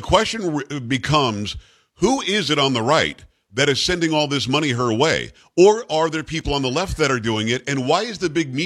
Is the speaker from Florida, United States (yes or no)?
yes; Florida, United States; moved away; I grew up in Florida